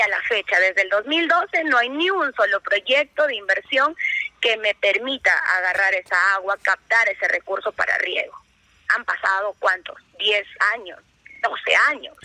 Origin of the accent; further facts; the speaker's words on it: Huasmín, Cajamarca, Peru; tierra donde yo nací, es la tierra de mis padres, de mis abuelos, de mis bisabuelos